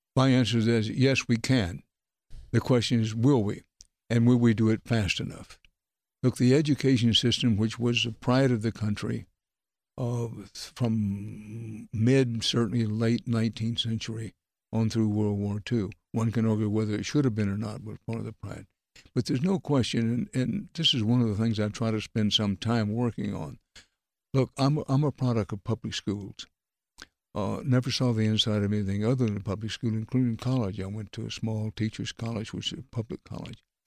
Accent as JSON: {"language": "English", "region": "Texas", "country": "United States", "tie": "born or raised there", "said": "I was raised in Texas"}